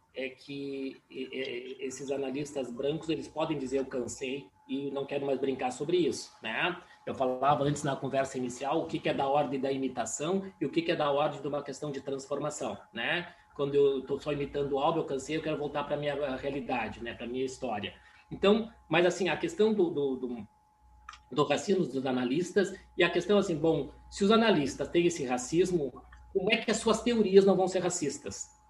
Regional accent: Caxias do Sul, Rio Grande do Sul, Brazil; Caxias, que é uma região onde eu nasci

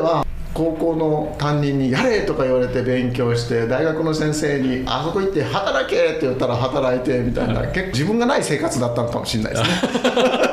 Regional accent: Okayama, Japan; also born or lived in Kyoto; now in Kizugawa, Japan; まあ、今関西弁ですけ僕岡山ですけど

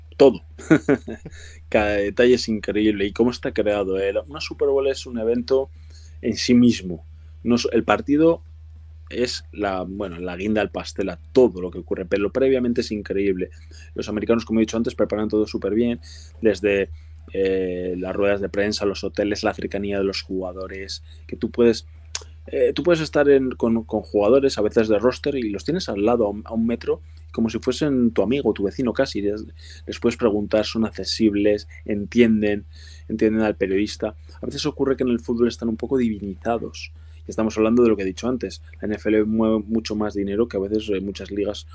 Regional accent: Spain

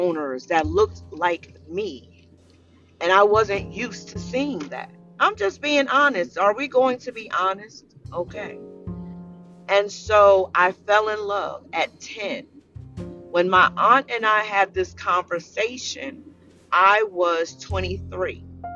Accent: Paterson, New Jersey, United States; moved away; I was born and raised in Paterson, New Jersey. I'm a Jersey girl to the heart

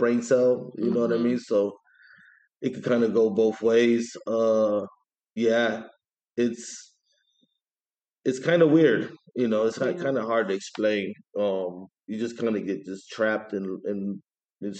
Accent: East Chicago, Indiana, United States; also born or lived in Hammond, Indiana; I'm from East Chicago, Indiana. I moved to Hammond in my early 20s

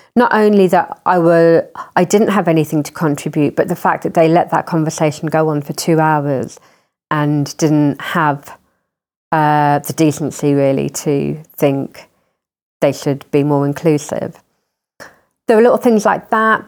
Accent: Croydon, London, United Kingdom; growing up in Croydon

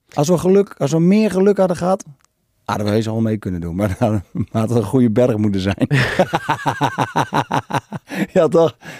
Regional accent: Netherlands; als Nederlander

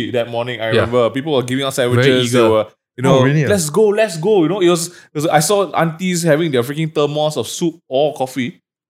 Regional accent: Malaysia; being a Malaysian

